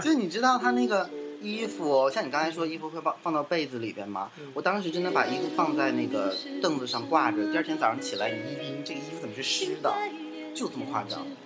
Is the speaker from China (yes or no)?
yes; Northeast China, China; accent: Northeastern (Dongbei) dialect; 这土豆子是我们东北话